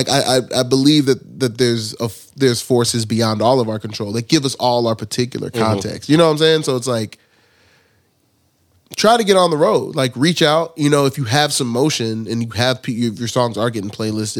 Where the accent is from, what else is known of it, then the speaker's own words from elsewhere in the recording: Nigeria; I've always like tell people like I'm Nigerian.